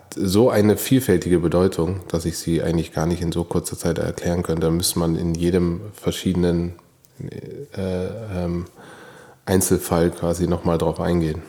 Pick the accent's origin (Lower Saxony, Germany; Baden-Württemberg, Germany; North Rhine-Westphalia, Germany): Baden-Württemberg, Germany; Karlsruhe; geboren bin ich in Karlsruhe